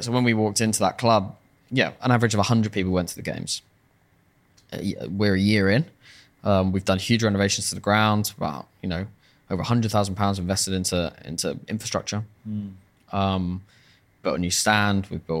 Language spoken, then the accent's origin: English; Farnham, South East England, United Kingdom; Because that it's my hometown, is to make... And the hometown is like a rugby town.